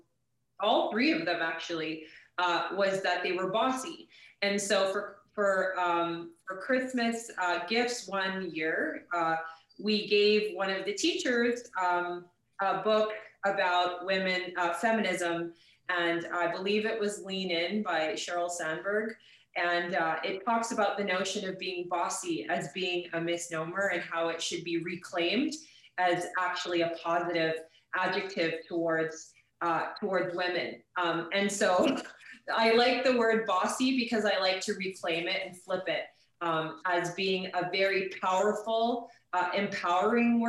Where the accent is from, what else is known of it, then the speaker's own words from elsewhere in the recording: St. Albert, Alberta, Canada; I grew up in St. Albert